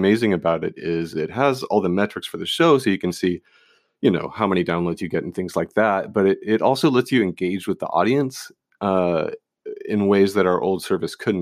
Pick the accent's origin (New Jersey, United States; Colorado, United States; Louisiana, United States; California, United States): California, United States; Petaluma; Petaluma, California